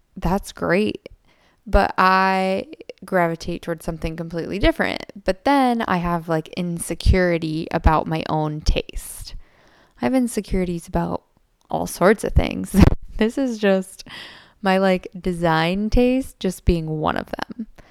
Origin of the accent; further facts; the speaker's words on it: United States; as an American